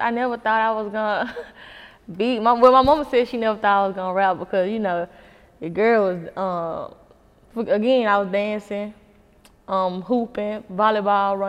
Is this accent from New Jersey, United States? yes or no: no; Memphis, Tennessee, United States; I am from South Memphis. Oh, God. I'm from South Memphis. I'm from Memphis, Tennessee